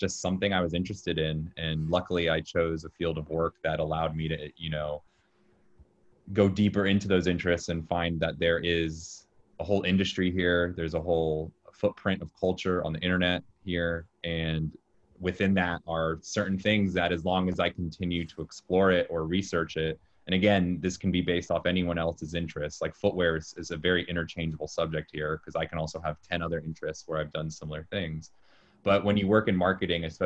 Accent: Jacksonville, Florida, United States; moved away as an adult; also born or lived in Orlando, Florida; now in New York City, United States; I'm from Jacksonville, Florida

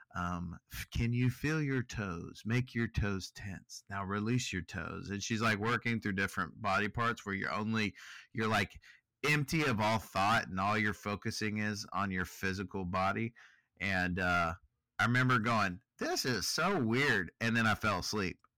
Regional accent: Texas, United States; I'm from Texas and I really enjoy barbecuing

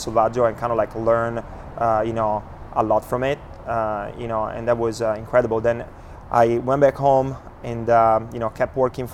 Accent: Verona, Veneto, Italy; accent: Italian; English is a second language; moved away; As you well know, especially by my accent, I'm Italian. So I was born and raised in Verona

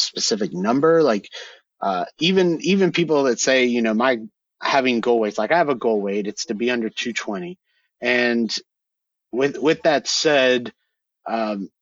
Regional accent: Georgia, United States; my home state here in Georgia

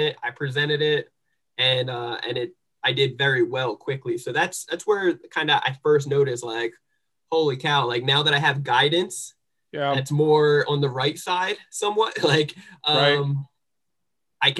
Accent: New Jersey, United States; moved away; also born or lived in San Diego; I'm from New Jersey

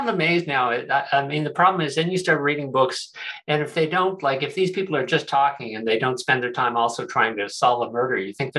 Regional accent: New Argyle, Prince Edward Island, Canada; now in Ontario, Canada; I grew up in New Argyle, Prince Edward Island.

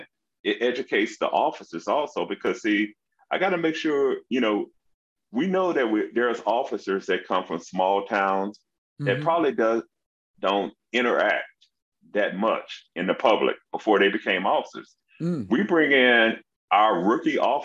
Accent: Memphis, Tennessee, United States; now in Irving, United States; I grew up in Memphis, Tennessee

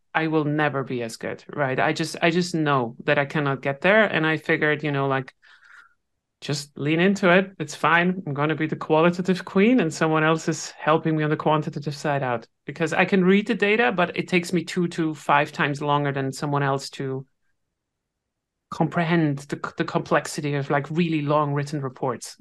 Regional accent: Switzerland; I'm Swiss

